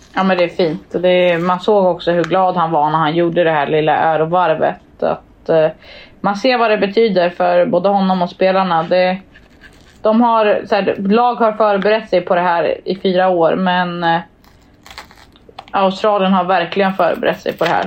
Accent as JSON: {"language": "Swedish", "country": "Sweden", "said": "jag var från Sverige"}